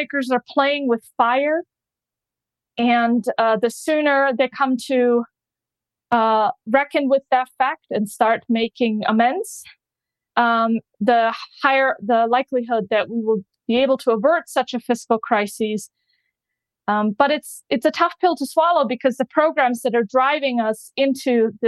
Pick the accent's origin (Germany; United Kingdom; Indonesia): Germany; now in United States; I'm originally from Germany